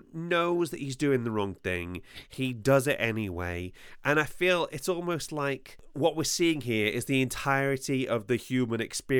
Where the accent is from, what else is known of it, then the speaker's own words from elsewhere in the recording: Wales, United Kingdom; I'm Welsh. Everybody in Wales knows everybody else.